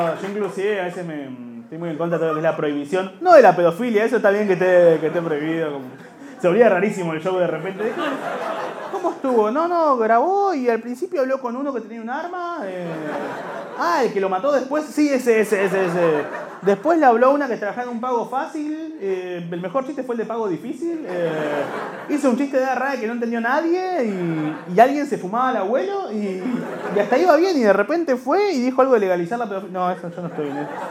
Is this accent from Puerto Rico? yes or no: no; Buenos Aires, Argentina; Somos de Liniers